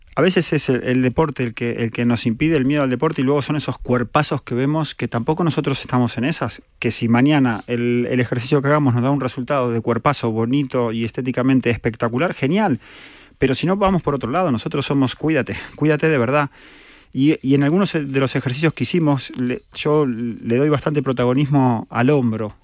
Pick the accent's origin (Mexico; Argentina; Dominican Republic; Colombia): Argentina; now in Spain; soy argentino